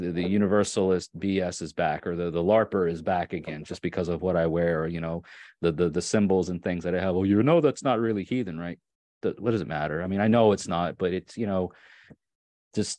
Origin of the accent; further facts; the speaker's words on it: Long Island, New York, United States; also born or lived in Catskills, New York; I grew up on Long Island in New York, and then we moved to like the off of the island close to the lower foothills of the Catskill